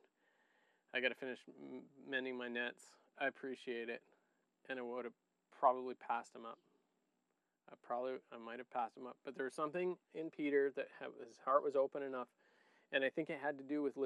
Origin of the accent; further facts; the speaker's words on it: Niger; moved away; I grew up in Niger too